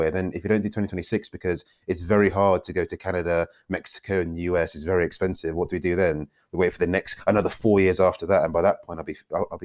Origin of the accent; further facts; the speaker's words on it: Nigeria; um, I'm Nigerian as well, and they do in Africa